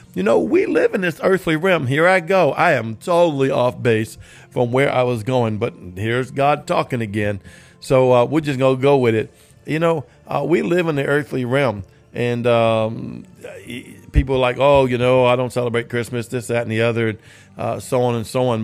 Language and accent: English; New Orleans, Louisiana, United States; I'm from New Orleans.